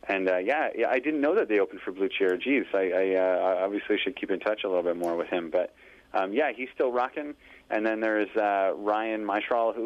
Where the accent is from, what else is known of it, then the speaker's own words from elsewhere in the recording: Kirkland, Quebec, Canada; moved away; also born or lived in Pointe Claire, Quebec / Montreal; I grew up in Kirkland, which is a stone's throw, a different municipality suburb of Montreal, just right next to Pointe Claire